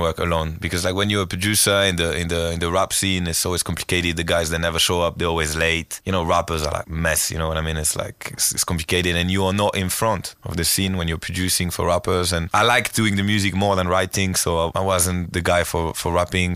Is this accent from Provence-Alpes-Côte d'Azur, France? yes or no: yes; Marseille, Provence-Alpes-Côte d'Azur, France; English is a second language; moved away as an adult; now in Lisbon, Portugal; I go to Marseille. I go to my hometown on Wednesday